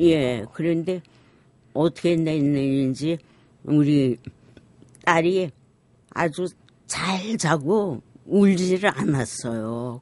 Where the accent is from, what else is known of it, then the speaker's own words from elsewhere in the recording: Sinchon, Hwanghae, North Korea; now in South Korea; 저희가 고향이 황해도예요. 그래서 저희가 피난 나올 때 신천에서